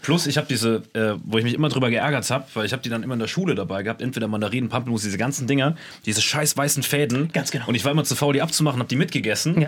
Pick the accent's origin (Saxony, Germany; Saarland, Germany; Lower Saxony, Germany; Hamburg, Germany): Saarland, Germany; Bei uns im Saarland